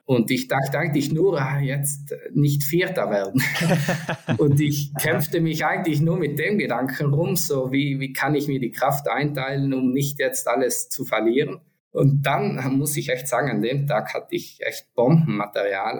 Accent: Antholz Valley, South Tyrol, Trentino-Alto Adige, Italy; Ich komme ja aus Sandholz, aus dem Antholzer Tal.

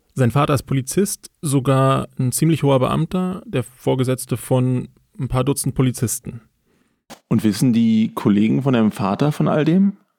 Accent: Berlin, Germany; Also ich bin in Berlin aufgewachsen

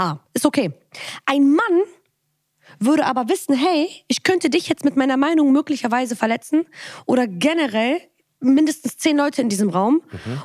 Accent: Bonn, North Rhine-Westphalia, Germany; ich komme aus Bonn

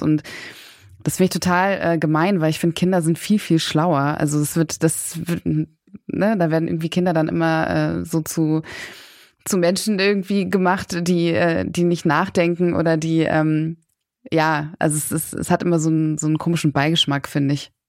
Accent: Berlin, Germany; ich komme auch selber aus Berlin. Ich bin hier geboren und aufgewachsen, habe sehr lange auch in Kreuzberg gewohnt

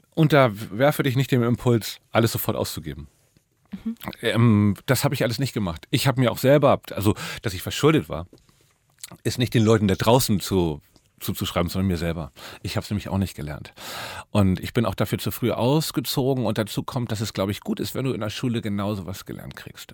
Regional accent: Hamburg, Germany; also born or lived in Norderstedt area; now in Berlin, Germany; bin in Hamburg mitten im Herzen von Eimsbüttel, St. Pauli aufgewachsen.

